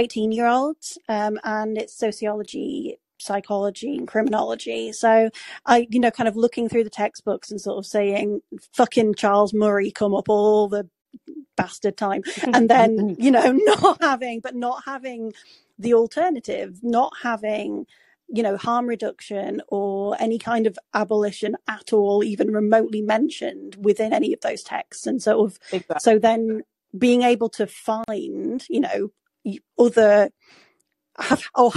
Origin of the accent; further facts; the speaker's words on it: Yorkshire and the Humber, United Kingdom; also born or lived in York; I'm from Yorkshire